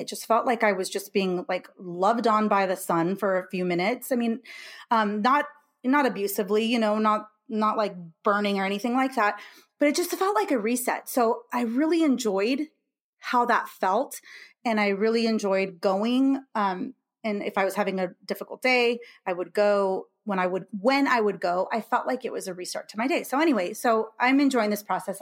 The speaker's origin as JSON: {"language": "English", "region": "California", "country": "United States", "moved": "as an adult", "lives_now": "Illinois, United States", "said": "I'm from California, and I live in Illinois now"}